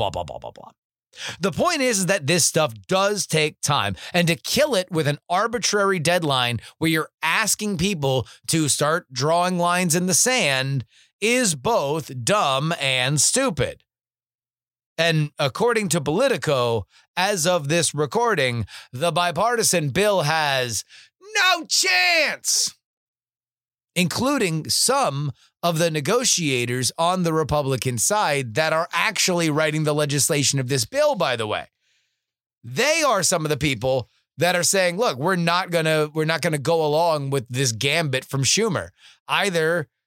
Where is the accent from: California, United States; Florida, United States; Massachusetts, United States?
Florida, United States; South; Growing up in South Florida